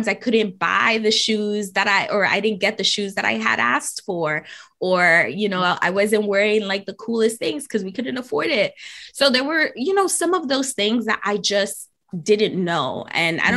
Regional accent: New York City, New York, United States; I am born and raised in New York City, in the Bronx in particular

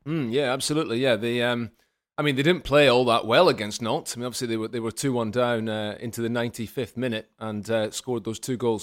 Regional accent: Scotland, United Kingdom; as a Scotsman

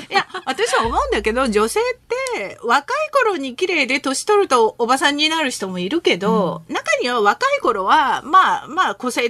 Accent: Gangnam, Seoul, South Korea; born there; 一応…のカンナムです

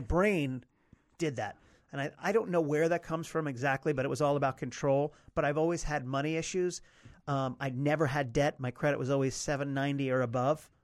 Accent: Potomac, Maryland, United States; I grew up in Potomac, Maryland

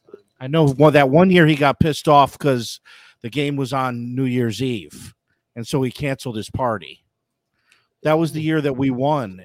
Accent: Buffalo, New York, United States; moved away as an adult; now in Baton Rouge, United States; grew up in the Elmwood uh, Village and just a diehard Buffalo

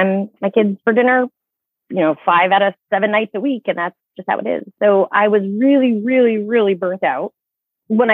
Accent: Maine, United States; So I grew up in Maine. I came back to my home state.

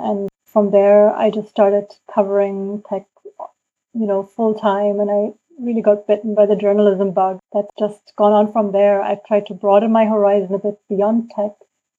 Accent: Indonesia; moved away; also born or lived in Berlin, Germany; coming from Indonesia, you know, I was born in Indonesia

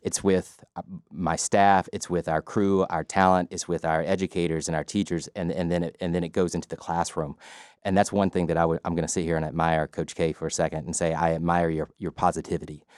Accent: LaGrange, Georgia, United States; I grew up in LaGrange, Georgia

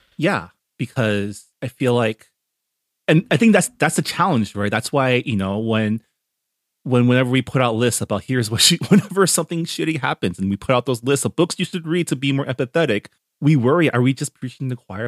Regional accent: San Gabriel Valley, California, United States; I grew up here in the Sangamo Valley where up until even through college, my schools were always forty to fifty percent Asian

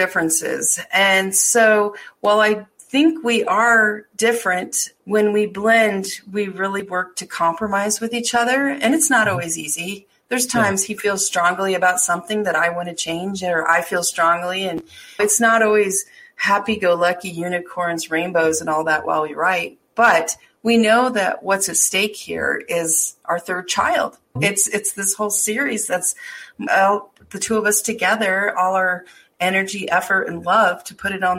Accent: Deadwood, South Dakota, United States; moved away; I grew up a lot in Deadwood

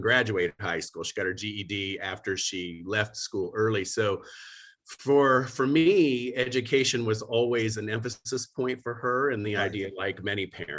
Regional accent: Youngstown, Ohio, United States; moved away as an adult; also born or lived in Miami, Florida; in Northeast Ohio is where I grew up, in Youngstown

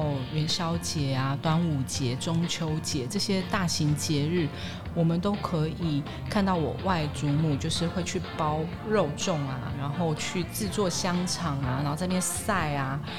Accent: Daxi, Taoyuan, Taiwan; 桃园的乔爱新村，

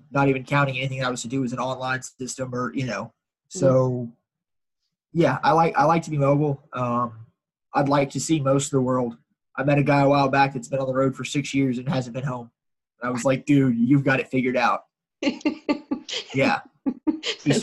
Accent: Houston, Texas, United States; Born and raised in Houston. I live probably a mile and a half in the house I grew up in.

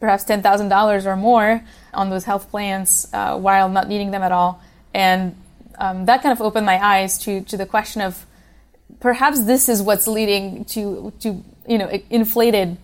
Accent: Switzerland; now in United States; I grew up in Switzerland.

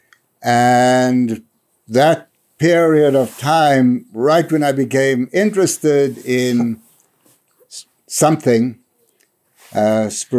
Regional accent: South Africa; moved away as an adult; now in New Hampshire, United States; I was born in South Africa in 1949

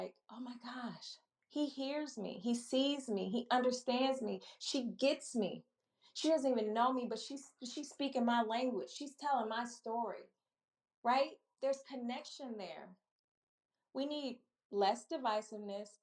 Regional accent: Milwaukee, Wisconsin, United States; also born or lived in Chicago; now in Maryland, United States; I'm a Midwest girl at heart, born and raised in Milwaukee

